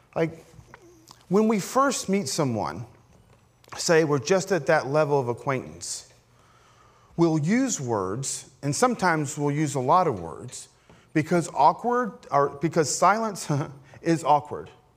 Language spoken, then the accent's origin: English; Appalachia, United States; I grew up as an Appalachian Pentecostal